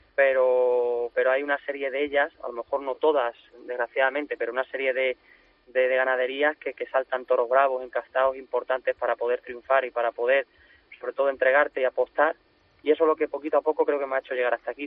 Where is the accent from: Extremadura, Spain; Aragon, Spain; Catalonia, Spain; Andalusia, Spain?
Extremadura, Spain; moved away as an adult; now in Sanlúcar de Barrameda, Spain; una feria como Olivenza, que es mi tierra, que es Extremadura